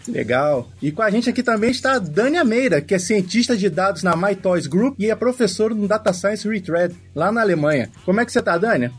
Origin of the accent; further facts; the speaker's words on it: Rio de Janeiro, Brazil; moved away as an adult; now in Belo Horizonte, Brazil; eu sou do Rio de Janeiro e tô morando aqui em Belo Horizonte